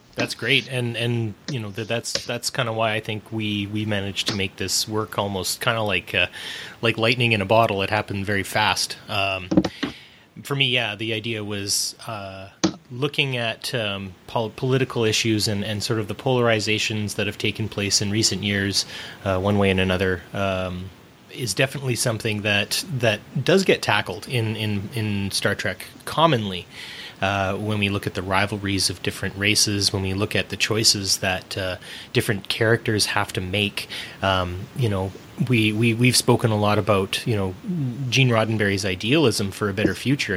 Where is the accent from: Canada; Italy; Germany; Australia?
Canada; I'm Canadian and I live in Canada